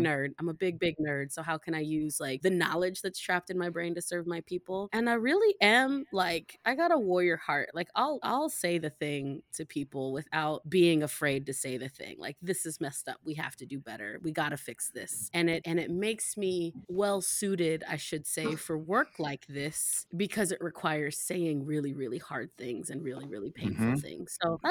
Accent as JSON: {"language": "English", "town": "Boise", "region": "Idaho", "country": "United States", "tie": "born or raised there", "also_born_or_lived": "Chicago / Singapore", "said": "I was raised in Boise, Chicago, Singapore, so I spent a good chunk of my life overseas."}